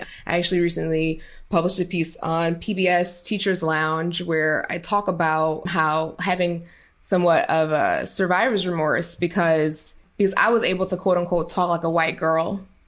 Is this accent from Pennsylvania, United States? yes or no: yes; Philadelphia, Pennsylvania, United States; originally I'm from North Philadelphia